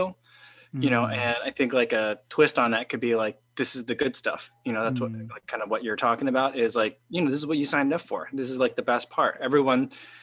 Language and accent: English; Illinois, United States; also born or lived in Chicago; my home state, Illinois